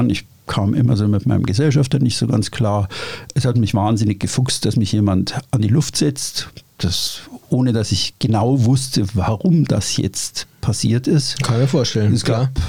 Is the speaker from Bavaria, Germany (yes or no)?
yes; Bavaria, Germany; Ich komme aus Oberbayern, ich bin immer an Seen gewesen, okay, soweit so gut. Ich bin ein Paddelboot gefahren, so.